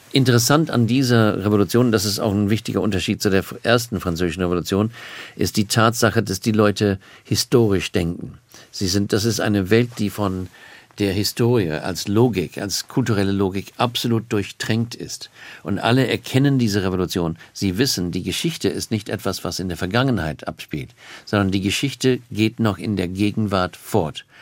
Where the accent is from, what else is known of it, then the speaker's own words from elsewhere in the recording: Australia; German is a second language; now in Cambridge, United Kingdom; ich komme aus Australien